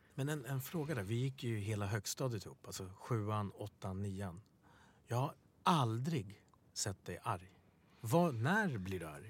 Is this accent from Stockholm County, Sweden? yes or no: yes; Stockholm, Stockholm County, Sweden; Swedish is a second language; Bredäng där vi är uppvuxen, uppvuxna